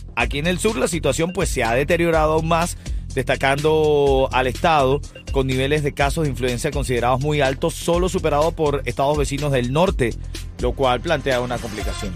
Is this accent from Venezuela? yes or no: yes; Venezuela; los venezolanos